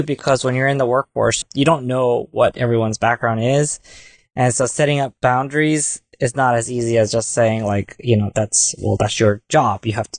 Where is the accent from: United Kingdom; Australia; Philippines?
Philippines; And being Filipino, for one, we're very family oriented.